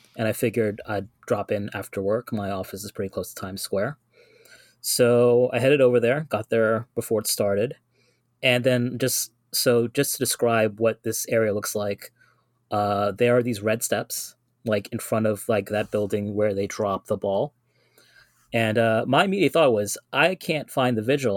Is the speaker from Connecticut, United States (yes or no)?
no; New York City, New York, United States; I am a native New Yorker. I'm from the Guyanese community